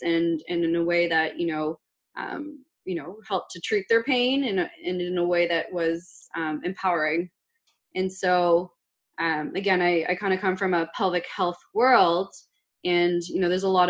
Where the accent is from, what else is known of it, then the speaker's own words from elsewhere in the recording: Richmond Hill, Ontario, Canada; I grew up in Richmond Hill